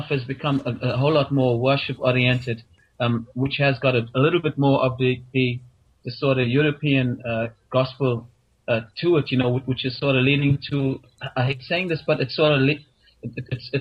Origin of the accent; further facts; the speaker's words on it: South Africa; moved away as an adult; now in Ireland; South Africa, born and bred, and I've been in Ireland now for 10 years